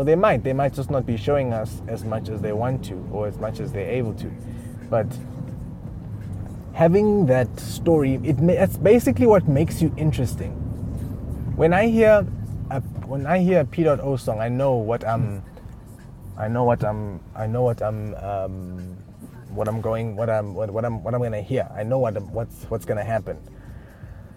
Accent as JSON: {"language": "English", "region": "Eastern Cape", "country": "South Africa", "tie": "born or raised there", "also_born_or_lived": "Uganda", "said": "I'm originally a Ugandan. I grew up in the Eastern Cape."}